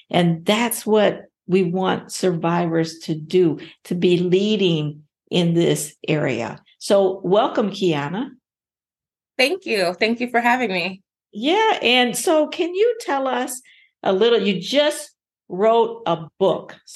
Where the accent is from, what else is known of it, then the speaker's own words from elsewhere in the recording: Anchorage, Alaska, United States; also born or lived in Ohio; Yes, I was born and raised in Anchorage.